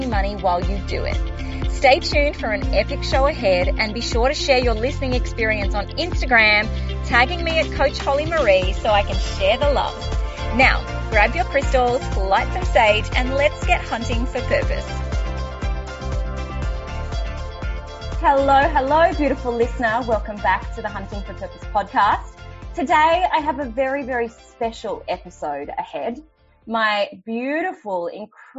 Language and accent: English; Australia; I am Australian. I do live in Australia.